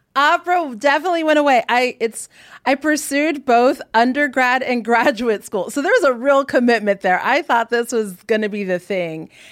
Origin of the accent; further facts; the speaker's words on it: Hawaii, United States; I'm native Hawaiian, and my whole family grew up like surfing